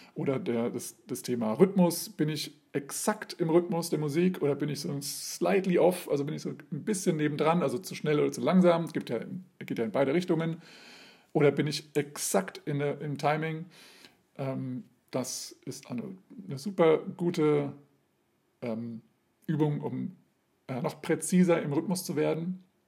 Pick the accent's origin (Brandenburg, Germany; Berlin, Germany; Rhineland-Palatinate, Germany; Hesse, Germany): Hesse, Germany; now in Hanover, Germany; ich bin Hesse, ich bin zugezogen